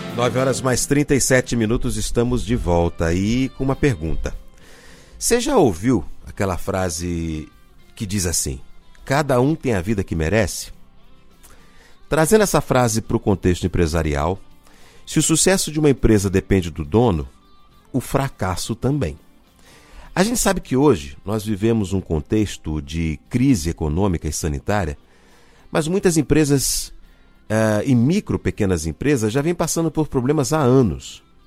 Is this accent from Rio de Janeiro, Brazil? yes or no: yes; Rio de Janeiro, Brazil; minha cidade natal, que é o Rio de Janeiro